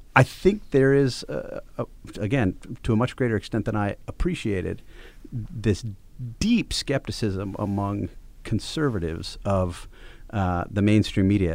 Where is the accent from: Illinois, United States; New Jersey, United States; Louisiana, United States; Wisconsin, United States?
Wisconsin, United States; I'm from Wisconsin.